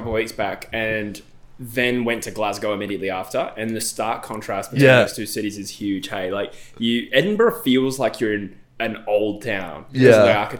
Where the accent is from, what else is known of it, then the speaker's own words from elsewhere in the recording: Australia; moved away as an adult; also born or lived in Perth; now in United Kingdom; I'm Australian.